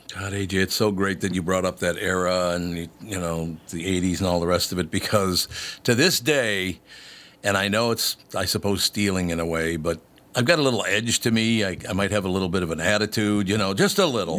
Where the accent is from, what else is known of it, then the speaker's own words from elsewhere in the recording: Minneapolis, Minnesota, United States; my neighborhood growing up in North Minneapolis